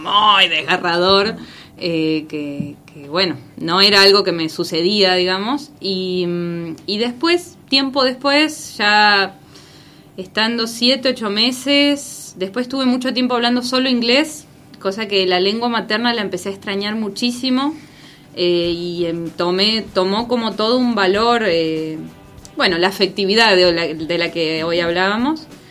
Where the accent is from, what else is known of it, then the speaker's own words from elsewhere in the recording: Concepción del Uruguay, Entre Ríos, Argentina; moved away as an adult; also born or lived in Buenos Aires; yo soy de Concepción del Uruguay